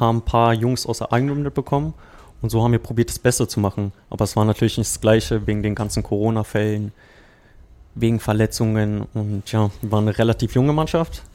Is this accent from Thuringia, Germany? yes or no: no; Berlin, Germany; moved away as an adult; also born or lived in Croatia; now in Potsdam, Germany; ich bin ja ursprünglich Berliner